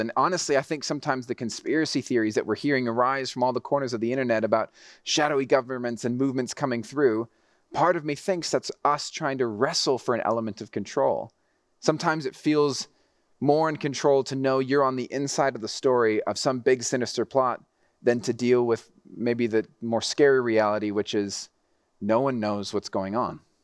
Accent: Mexico City, Mexico; also born or lived in Texas; I grew up in Mexico City, so the driving was super intense

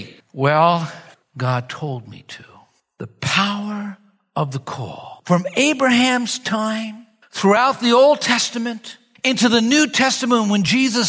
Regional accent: New York, United States; I'm a New Yorker. I'm used to entertainment.

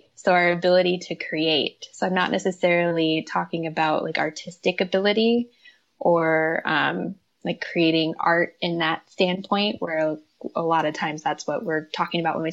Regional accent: Midwest, United States; moved away; also born or lived in Minnesota; I'm from the Midwest. I was in Minnesota at the time

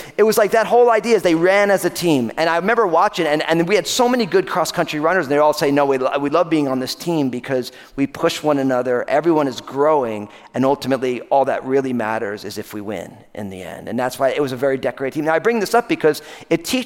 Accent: New Jersey, United States; the high school that I went to in my home state of New Jersey

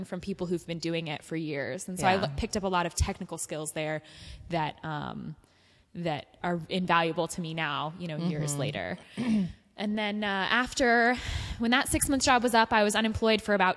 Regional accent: Ventura County, Southern California, United States; I'm a Southern California native. Uh-huh. I grew up in Ventura County

